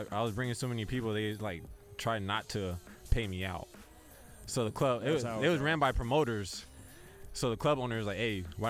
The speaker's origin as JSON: {"language": "English", "town": "San Diego", "region": "California", "country": "United States", "tie": "born or raised there", "said": "I'm from really from San Diego, you know. Born and raised."}